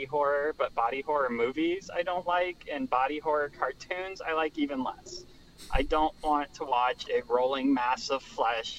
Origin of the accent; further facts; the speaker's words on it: United States; I grew up in America